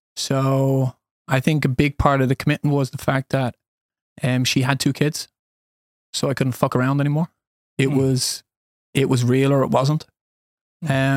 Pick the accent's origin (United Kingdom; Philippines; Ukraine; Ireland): Ireland; Dublin, Leinster; moved away as an adult; also born or lived in United States / Spain / Sweden; now in Alingsås, Sweden; born and raised in Dublin, Ireland